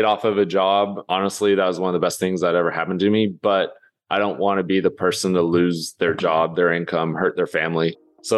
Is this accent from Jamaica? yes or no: no; Lubbock, Texas, United States; moved away as an adult; also born or lived in Los Angeles; I grew up in Lubbock